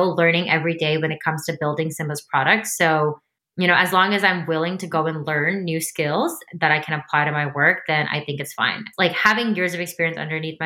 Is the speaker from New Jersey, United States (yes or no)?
yes; New Jersey, United States; I was born and raised in New Jersey